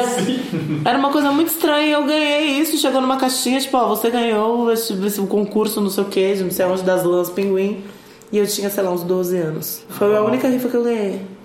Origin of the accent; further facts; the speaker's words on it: São Lourenço, Minas Gerais, Brazil; perto da minha cidade, ali, ao redor da minha cidade, que é São Lourenço